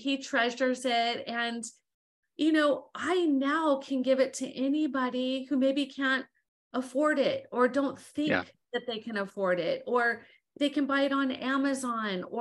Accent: Southern California, United States; I'm from Southern California

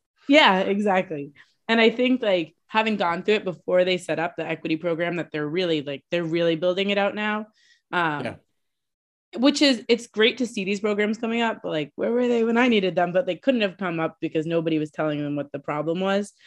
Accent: Boston, Massachusetts, United States; I'm from Boston

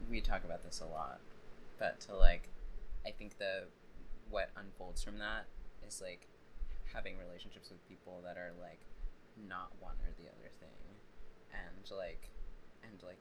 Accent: Jacmel, Sud-Est, Haiti; born there; also born or lived in Boston / Brooklyn / Long Island / Cuba; I was born in Jacmel, Haiti.

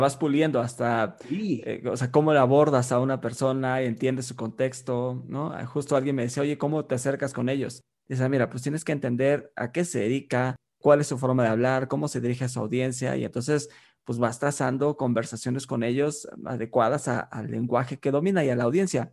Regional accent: Mexico; decimos acá en México

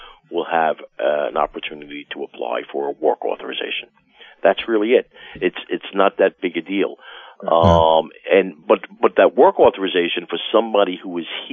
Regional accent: New York, United States; if you can't tell by my accent, I've lived in New York my whole life

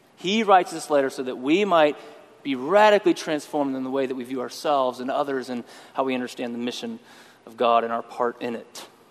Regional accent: West Texas, United States; also born or lived in Austin, Texas; I was born in West Texas. Spent most of my life in Texas

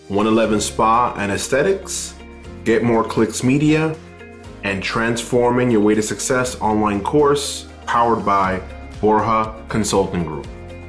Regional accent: New York City, New York, United States; We grew up together in Corona, Queens

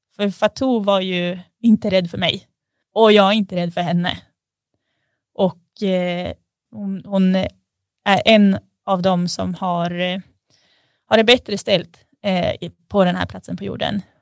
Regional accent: Sundsvall, Västernorrland County, Sweden; jag är född i Sundsvall

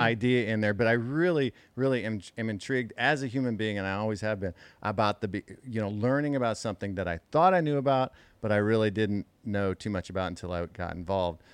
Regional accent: Midwest, United States; growing up in the Midwest

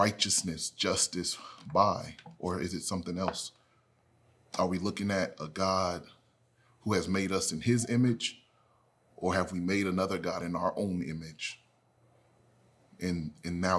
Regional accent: United States; I'm an American

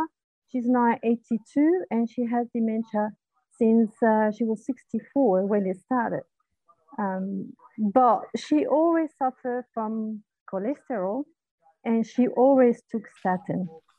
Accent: New Zealand; I'm from New Zealand.

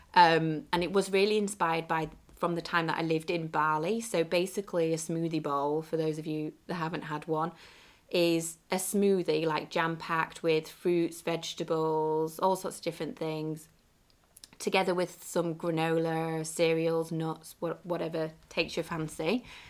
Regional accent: England, United Kingdom; my hometown in the U K

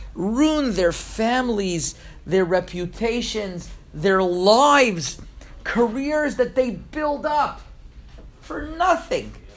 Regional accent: Montreal, Quebec, Canada; moved away; also born or lived in Toronto; I grew up in Montreal, and I lived in Toronto for five years

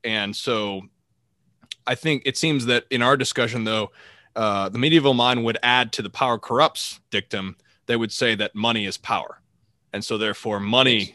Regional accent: United States; as an American

